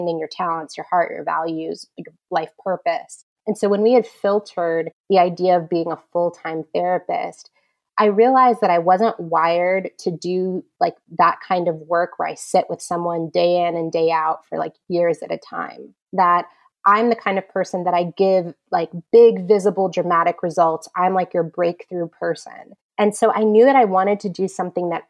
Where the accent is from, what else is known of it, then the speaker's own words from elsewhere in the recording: California, United States; moved away as an adult; now in New York, United States; I'm actually a California girl